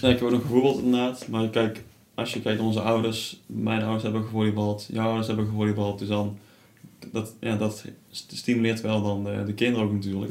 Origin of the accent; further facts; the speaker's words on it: Tilburg, North Brabant, Netherlands; also born or lived in Sliedrecht; ik kom zelf uit Tilburg